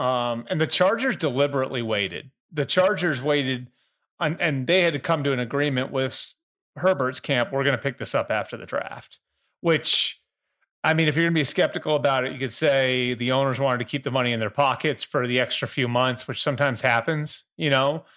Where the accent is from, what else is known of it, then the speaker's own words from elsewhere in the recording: Boston, Massachusetts, United States; I'm from Boston area